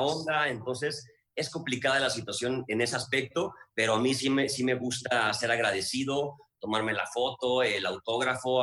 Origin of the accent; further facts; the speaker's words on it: Guadalajara, Jalisco, Mexico; yo soy de Guadalajara